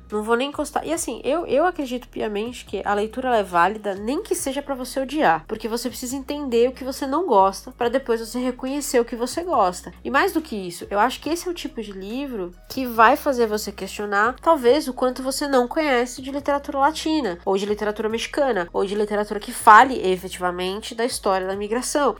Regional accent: Brazil; nós, como brasileiros

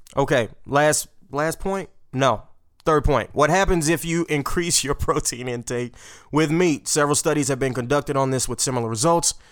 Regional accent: Port Arthur, Texas, United States; We don't have sushi where I'm from

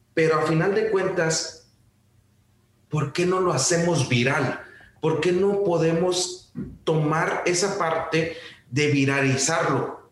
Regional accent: Mexico; somos mexicanos

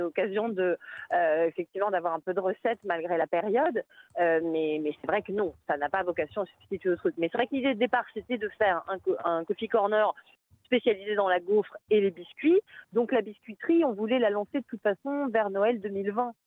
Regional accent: France; now in Brussels, Belgium; je suis française

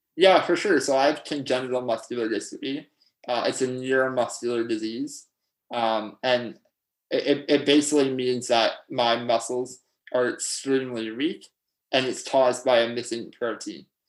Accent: Pickering, Ontario, Canada; I grew up in Pickering, Ontario.

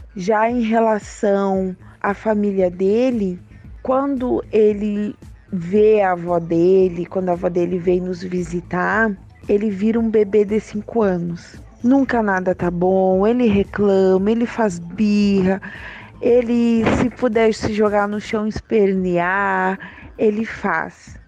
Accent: Santa Maria, Rio Grande do Sul, Brazil; sou de Santa Maria, Rio Grande do Sul

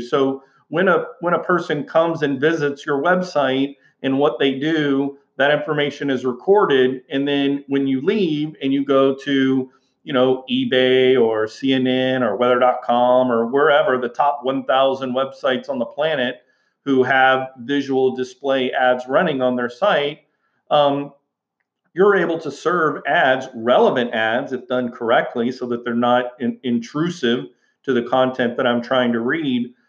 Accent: Houston, Texas, United States; moved away as an adult; I, I grew up in Houston, Texas, and and you know, went to high school, went to college uh, in in uh, Houston, Texas

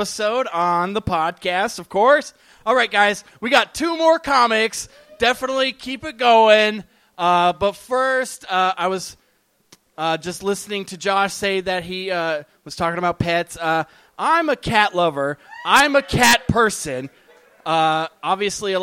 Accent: San Bernardino, California, United States; I grew up in San Bernardino

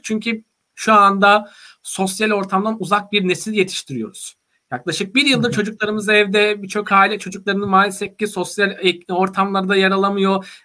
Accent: Vezirköprü, Samsun, Turkey; moved away as an adult; also born or lived in Trabzon / Istanbul; Samsun'un Vezirköy ilçesinde doğdum büyüdüm.

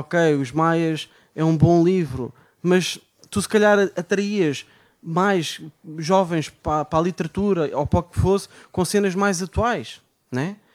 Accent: Amadora, Lisbon, Portugal; sou da Amadora.

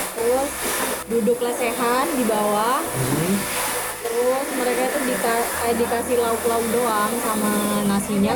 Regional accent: Madura, East Java, Indonesia; aku dari Madura

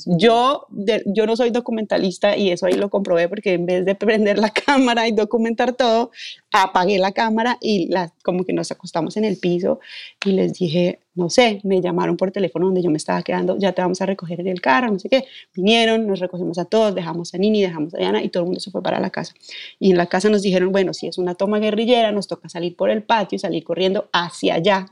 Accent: Bogotá, Colombia; nací y crecí en Bogotá

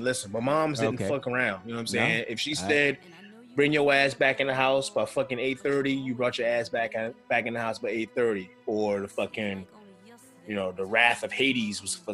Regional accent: Beltsville, Maryland, United States; where I grew up at in Beltsville

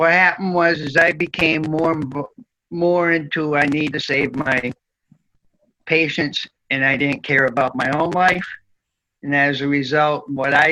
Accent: North Central New Hampshire, United States; also born or lived in Boston; now in Mississippi, United States; I'm originally from North Central New Hampshire.

